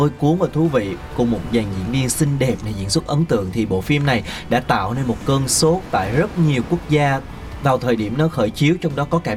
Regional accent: Kon Tum, Kon Tum Province, Vietnam; Em hồi đó ở Con Tum.

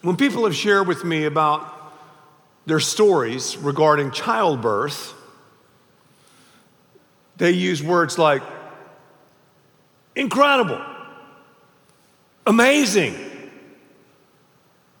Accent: Raleigh, North Carolina, United States; I was born in Raleigh, North Carolina

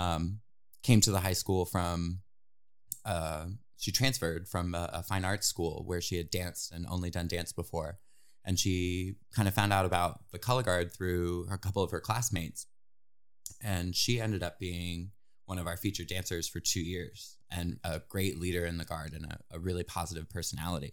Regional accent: New Philadelphia, Ohio, United States; moved away as an adult; now in Indiana, United States; grew up in New Philadelphia, Ohio

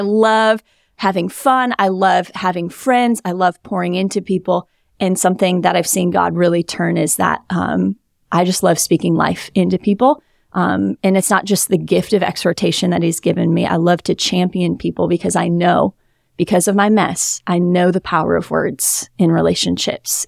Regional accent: Wisconsin, United States; moved away as an adult; now in South Florida, United States; I'm from Wisconsin

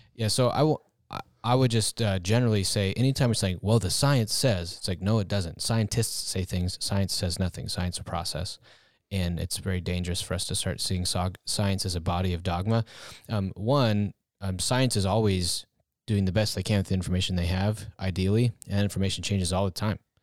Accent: United States; as a American people

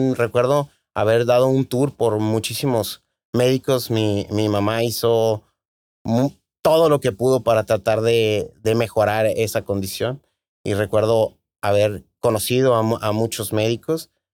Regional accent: Tijuana, Baja California, Mexico; Soy tijuanense, nací aquí en la Clínica 7, me imagino como la mitad de, de los tijuanenses, ¿no? Eh, aquí tuve la oportunidad de, en Tijuana, de hacer todos mis estudios, primaria, secundaria

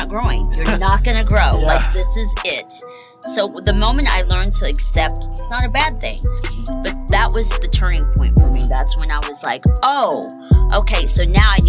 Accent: Indianapolis, Indiana, United States; moved away as an adult; now in Los Angeles, United States; I'm from Indianapolis, Indiana

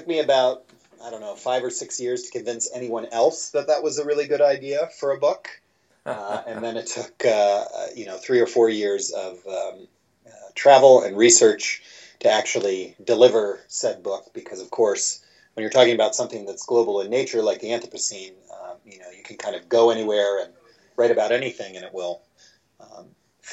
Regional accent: Midwest, United States; I'm originally from the Midwest

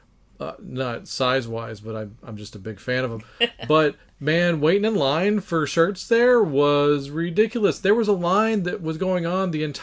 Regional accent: Texas, United States; we're from Texas

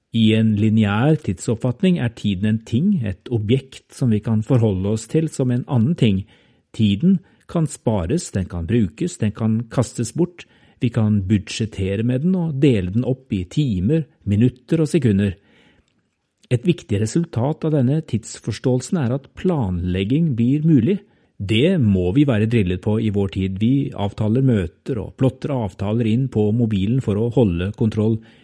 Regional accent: Norway; jeg er norsk

